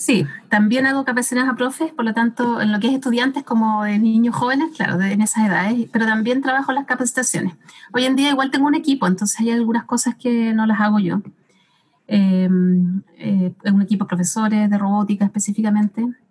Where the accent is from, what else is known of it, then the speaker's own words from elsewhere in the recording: Santiago, Santiago Metropolitan Region, Chile; now in Temuco, Chile; acá en Temuco, como antes era de Santiago